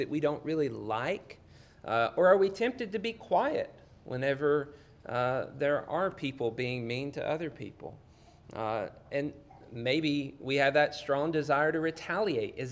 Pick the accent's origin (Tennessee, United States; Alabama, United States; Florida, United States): Alabama, United States; Union Hill; moved away; where I grew up in North Alabama, a little town called Union Hill.